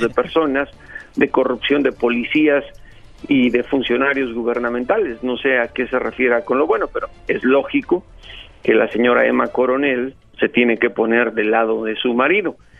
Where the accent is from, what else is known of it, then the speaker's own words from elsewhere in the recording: Mexico; México, en mi país